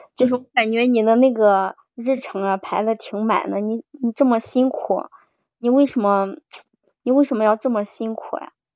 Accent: Henan, China; 我是河南的

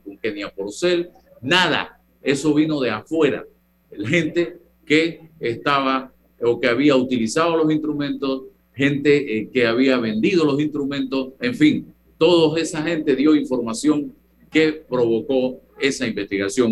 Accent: Chitré, Herrera, Panama; now in Panama City, Panama; Yo desde niño comía arroz con guandú. Eso sí, en mi tierra, Chitré, mi mamá le gusta hacer el arroz con el guandú verde

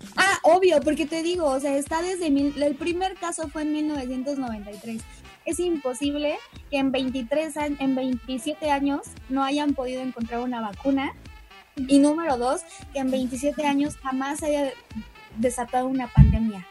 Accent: Mexico; somos mexicanos

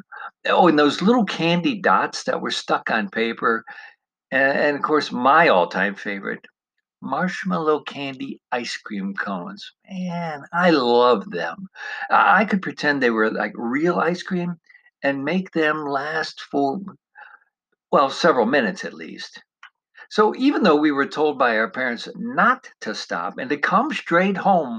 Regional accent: Parma, Ohio, United States; as a young lad in the 1960s growing up in the Cleveland suburb of Parma, Ohio

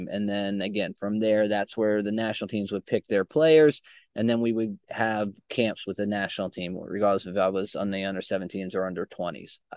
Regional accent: Albany, New York, United States; also born or lived in Queens, United States / Virginia, United States / Pennsylvania, United States; So, uh, I was born in Queens, New York, and then we kind of moved all over the East Coast. My early years went down to Virginia, Pennsylvania, back up to New York uh, and and kind of landed in Albany, New York

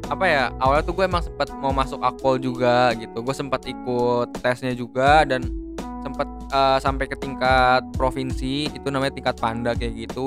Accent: Bogor, West Java, Indonesia; karena gue dari apa kita dari Bogor juga

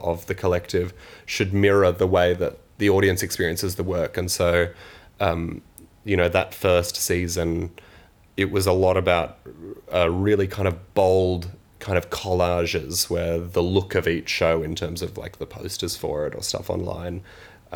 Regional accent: Sydney, New South Wales, Australia; now in Manchester, United Kingdom; I'm actually from Sydney

